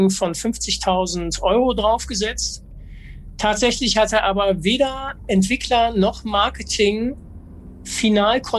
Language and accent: German; Duisburg, North Rhine-Westphalia, Germany; ich komme aus Duisburg